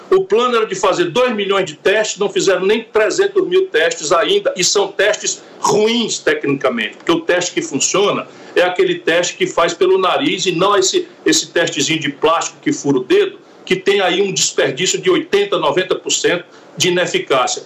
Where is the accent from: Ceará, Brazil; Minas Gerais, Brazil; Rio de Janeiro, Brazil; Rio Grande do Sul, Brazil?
Ceará, Brazil; Sobral; sou daqui, sou de Sobral, que é ali junto com a fronteira do Piauí.